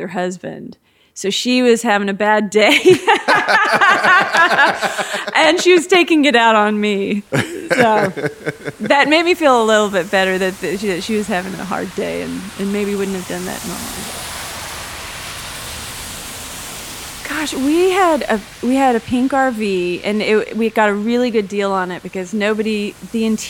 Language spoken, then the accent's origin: English; Dallas, Texas, United States; also born or lived in Georgetown, Texas; now in Lakeway, United States; Growing up in Dallas